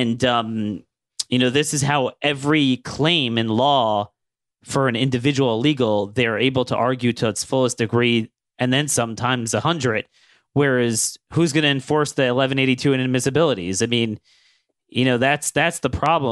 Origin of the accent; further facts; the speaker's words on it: Maryland, United States; my home state in Maryland